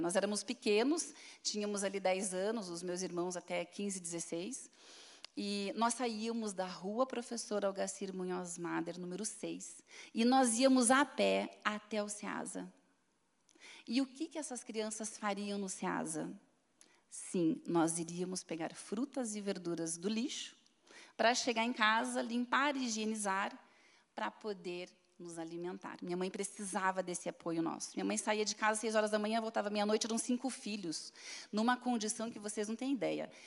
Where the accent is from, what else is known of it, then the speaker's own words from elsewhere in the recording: Curitiba, Paraná, Brazil; also born or lived in Cascavel; Com seis meses de vida, eu nasci em Cascavel, vim para Curitiba, eu e minha família